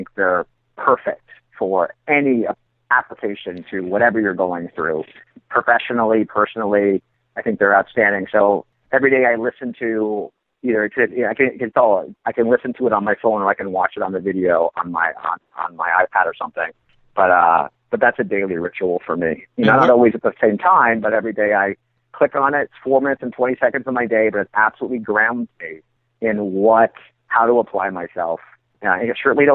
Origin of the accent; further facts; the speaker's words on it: Canada; I'm from Canada